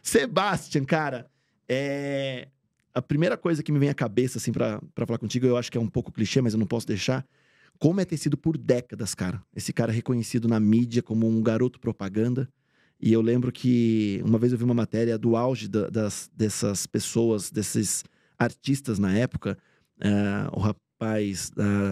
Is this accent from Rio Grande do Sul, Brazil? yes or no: no; Bragança Paulista, São Paulo, Brazil; eu sou do interior de São Paulo, de Bragança Paulista